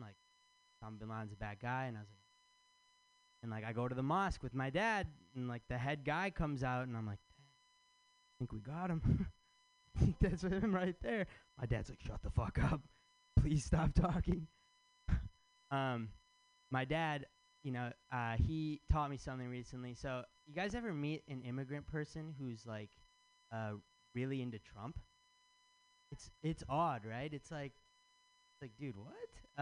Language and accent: English; Michigan, United States; now in San Francisco, United States; I'm from Michigan